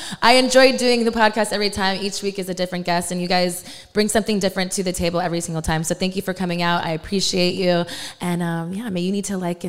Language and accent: English; Texas, United States; also born or lived in New York; my parents are from New York, but I was raised in Texas. I'm a military brat.